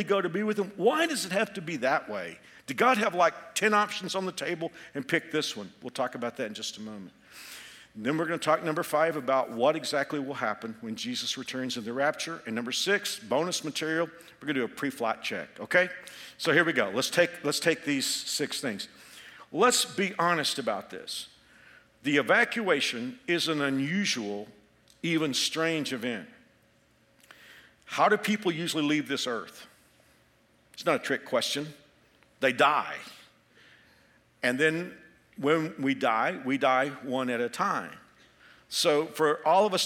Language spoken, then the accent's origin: English; Texas, United States; moved away as an adult; now in Kansas, United States; I'm a Texan. I lived the first 28 years of my life in Texas, but I got transferred here